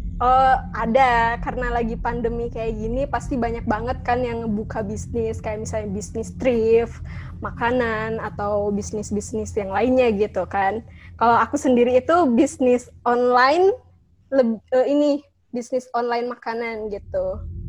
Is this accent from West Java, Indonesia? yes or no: yes; Bandung, West Java, Indonesia; aku asli orang Bandung